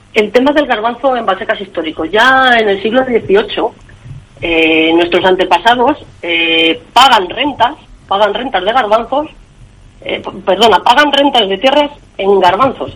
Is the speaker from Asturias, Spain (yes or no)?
no; Valseca, Castile and León, Spain; en mi pueblo, en Valseca, en un lugar donde nací, donde me he criado